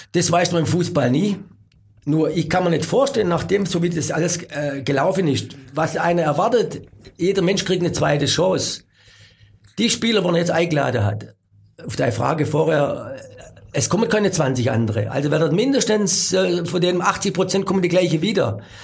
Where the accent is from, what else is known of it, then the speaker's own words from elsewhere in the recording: Germany; als Deutscher